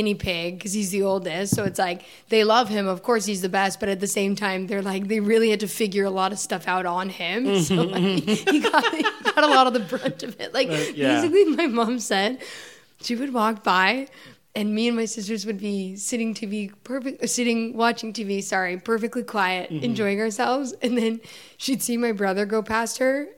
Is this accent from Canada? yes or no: yes; a small town outside of Toronto, Ontario, Canada; moved away as an adult; also born or lived in Chicago; now in Los Angeles, United States; I grew up in a small town outside of Toronto